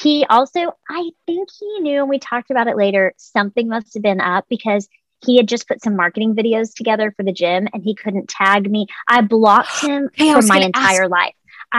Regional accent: Texas, United States; What's crazy is because I have moved a lot, I'm from Texas. I have this large network of friends all over the country.

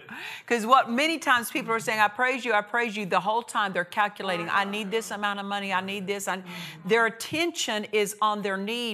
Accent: Oklahoma, United States; I'm from Oklahoma

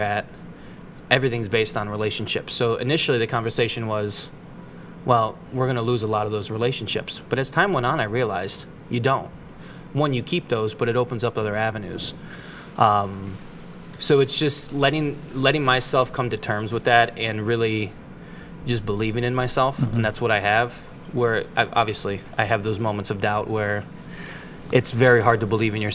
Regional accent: Akron, Ohio, United States; also born or lived in Austin, Texas; I'm from Akron. Born and raised. Loved it. Was born in Goodyear Heights.

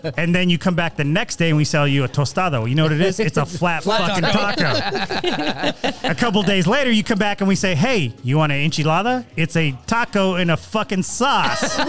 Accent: San Leandro, California, United States; moved away as an adult; also born or lived in Sacramento; So I was raised in the Bay Area, but I lived in Sacramento for like 20 years.

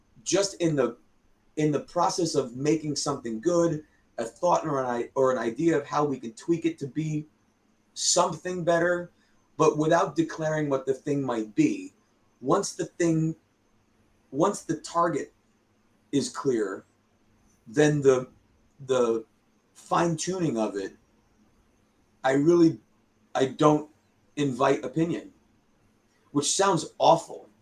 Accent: near Mr. J's in Rhode Island, United States; That's right by my hometown too

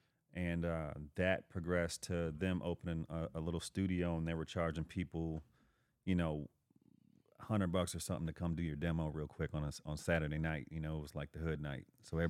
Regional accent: Overland, Missouri, United States; born or raised there

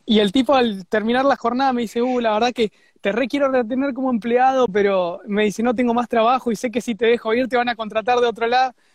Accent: Zona Sur, Buenos Aires, Argentina; moved away as an adult; now in Australia; volví a Zona Sur, que es de donde, de donde soy

